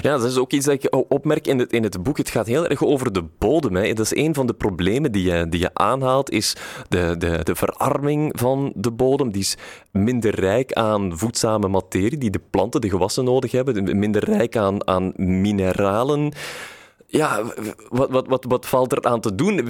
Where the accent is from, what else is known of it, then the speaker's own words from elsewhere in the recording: Brussels, Brussels-Capital Region, Belgium; wij als Brusselaar